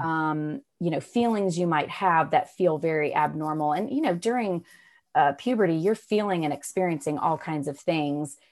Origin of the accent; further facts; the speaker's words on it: Raleigh, North Carolina, United States; I'm from Raleigh, North Carolina. I've grown up here.